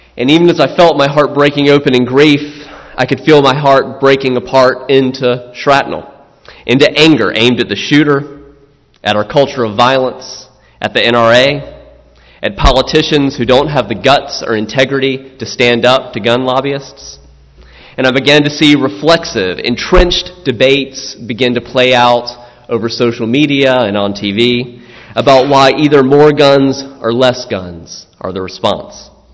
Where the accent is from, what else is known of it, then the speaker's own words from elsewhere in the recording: South Carolina, United States; I'm from South Carolina